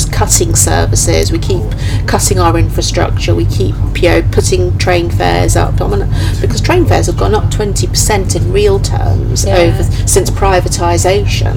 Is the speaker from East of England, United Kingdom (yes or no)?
yes; Great Yarmouth, East of England, United Kingdom; moved away; So I grew up in Great Yarmouth